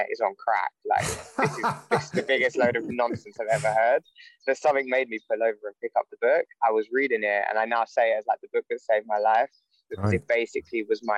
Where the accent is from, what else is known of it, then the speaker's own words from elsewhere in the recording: London, United Kingdom; moved away as an adult; I grew up in London, moved out of London when I was 18 to go to university